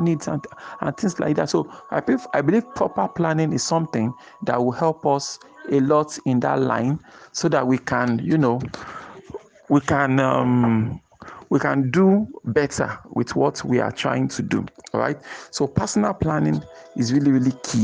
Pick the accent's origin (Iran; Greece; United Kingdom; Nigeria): Nigeria; as a Nigerian, a business owner